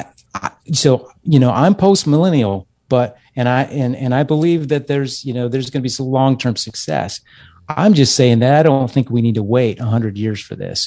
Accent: Texas, United States; moved away as an adult; I grew up in Texas

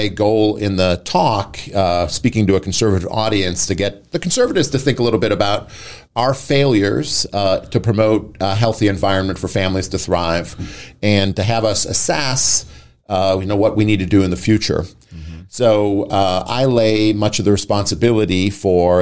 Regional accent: Wisconsin, United States; moved away as an adult; also born or lived in Chicago, Illinois; now in Boise, United States; I'm from the Midwest. I'm from Wisconsin

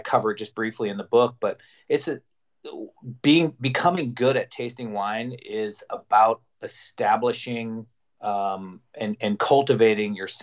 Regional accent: Salmon, Idaho, United States; moved away as an adult; also born or lived in Las Vegas, Nevada; I grew up essentially in a rural Idaho on a ranch

